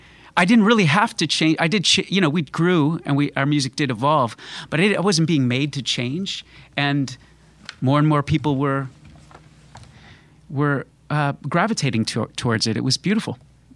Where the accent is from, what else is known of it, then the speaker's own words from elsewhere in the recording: Florida, United States; also born or lived in Connecticut; Well, I kind of grew up in Connecticut and then Florida, and found music and all that once I moved to Florida.